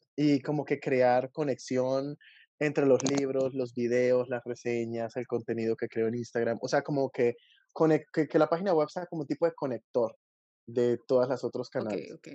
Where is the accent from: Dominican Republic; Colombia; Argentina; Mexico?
Colombia; yo soy de Colombia